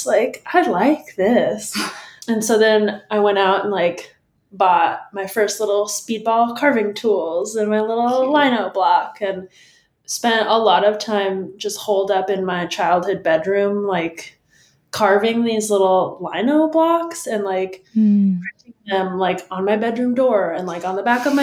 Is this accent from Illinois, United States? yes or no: no; San Diego, California, United States; moved away as an adult; also born or lived in Iowa; now in Portland, United States; I'm originally from San Diego, California, and I lived there until moving to Northern California for college